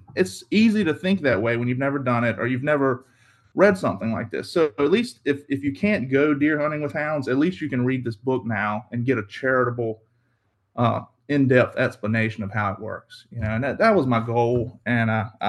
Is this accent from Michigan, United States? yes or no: no; Carsville, Virginia, United States; I'm from Southeast Virginia. I grew up in a small town called Carsville, Virginia, or in Alawite County. I do most of my hunting in Southampton County. I grew up dog hunting.